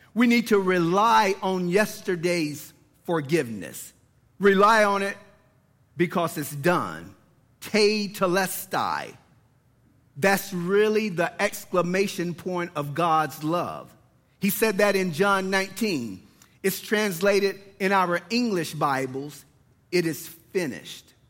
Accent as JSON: {"language": "English", "town": "Lawrenceville", "region": "Georgia", "country": "United States", "tie": "born or raised there", "said": "born and raised in Lawrenceville, Georgia"}